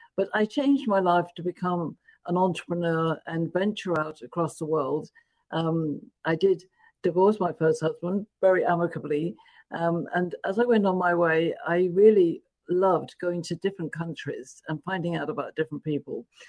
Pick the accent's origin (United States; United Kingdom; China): United Kingdom; London; moved away as an adult; I was born in London, England